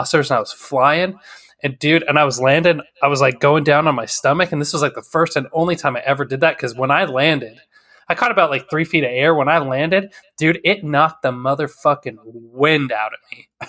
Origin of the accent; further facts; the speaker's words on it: Wyoming, United States; I'm from originally from Wyoming. And driving out there, like, the type of weather that we drive in would make people freak the fuck out here.